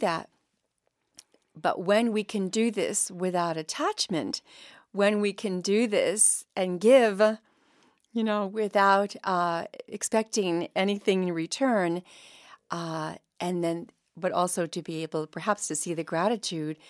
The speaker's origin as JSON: {"language": "English", "town": "Mystic", "region": "Connecticut", "country": "United States", "said": "I came from Mystic, Connecticut"}